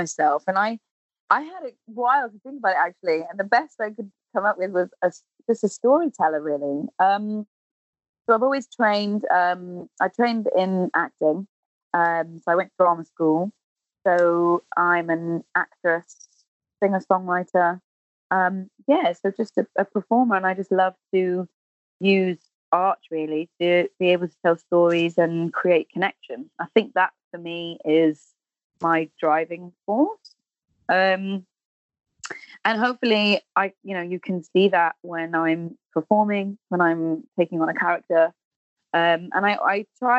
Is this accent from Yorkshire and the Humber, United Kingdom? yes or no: no; Cardiff, Wales, United Kingdom; moved away as an adult; also born or lived in London; born and bred, really, and I'm a Welsh speaker as well, so my education and everything was in Welsh language